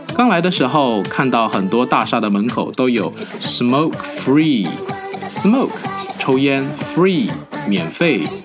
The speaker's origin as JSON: {"language": "Chinese", "country": "China", "moved": "yes", "said": "我们中国人"}